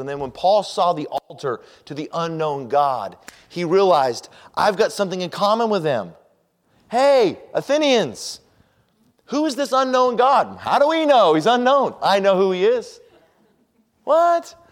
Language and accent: English; Colorado Springs, Colorado, United States; also born or lived in Denver; I was raised in Colorado Springs, and I came from a religious family or a Christian family, and I grew up as a Christian